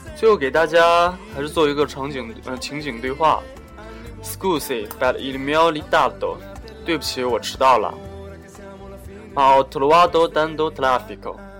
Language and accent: Chinese; China; 我们中国人跟外国人有很多生活习惯上或者日常行为方面的差异